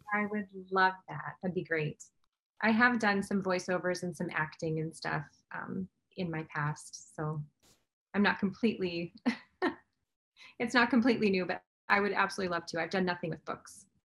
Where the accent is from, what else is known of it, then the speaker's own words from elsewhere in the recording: Midwest, United States; I'm from the Midwest